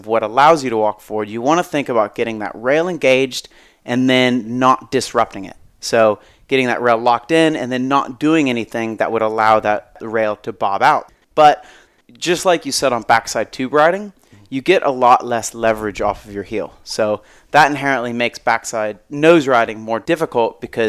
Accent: Florida, United States; I grew up in Florida

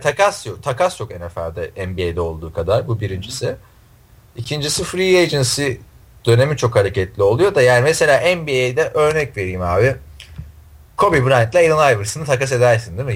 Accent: Istanbul, Turkey; now in United States; İstanbul, Türkiye.

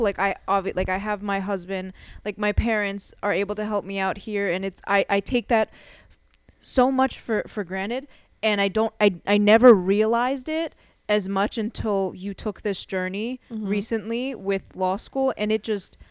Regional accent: Philadelphia, Pennsylvania, United States; we're from Philly

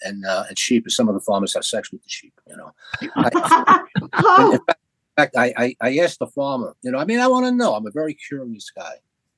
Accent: New York, United States; moved away; where I was born and raised in Little Italy.

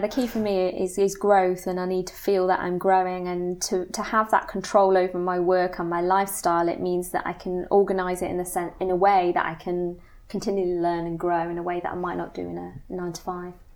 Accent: Nottingham, East Midlands, United Kingdom; moved away as an adult; also born or lived in Cambridge; I'm originally from Nottingham

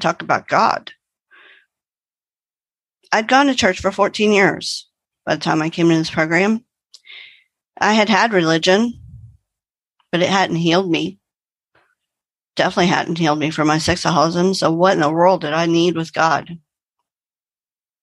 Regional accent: Arlington, Texas, United States; I hail from Arlington, Texas, which is between Dallas and Fort Worth, but my home group is in Dallas.

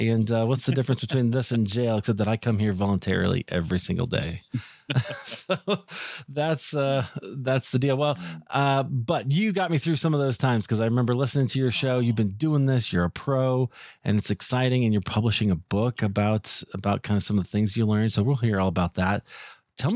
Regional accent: Des Moines, Iowa, United States; I grew up in Des Moines, Iowa

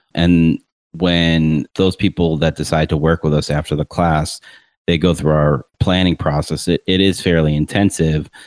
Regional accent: Rochester, New York, United States; also born or lived in Tampa Bay, Florida; now in Tampa, United States; Rochester, New York, moved to Tampa Bay in 2003

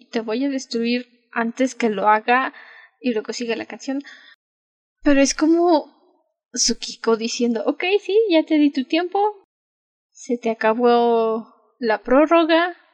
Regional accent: Mexico; Creo que solo porque soy mexicana los franceses no me odiarían, porque al parecer les caen bien los mexicanos

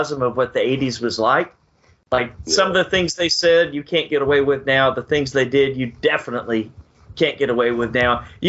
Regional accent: Texas, United States; I went to school in a smaller town in Texas

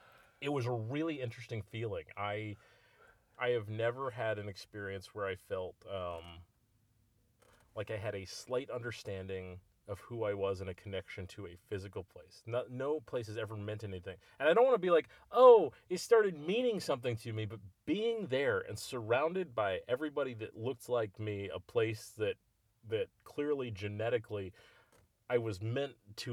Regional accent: United States; as an American

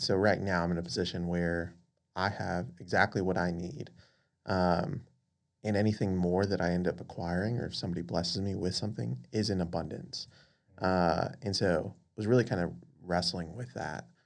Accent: Las Vegas, Nevada, United States; moved away as an adult; also born or lived in Dallas; now in Houston, United States; originally born and raised in Las Vegas

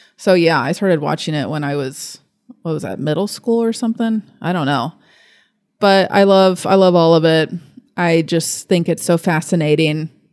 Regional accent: Fort Thomas, Kentucky, United States; also born or lived in Lexington, Kentucky; I'm from Fort Thomas. So I was born here. I was raised here

